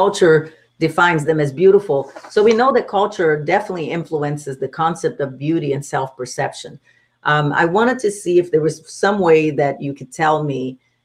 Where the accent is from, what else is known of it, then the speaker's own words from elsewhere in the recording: Brazil; moved away; I come from Brazil, so the culture definitely has an impact on the way we dress, the way we're supposed to look, or the expectation of being a Brazilian woman.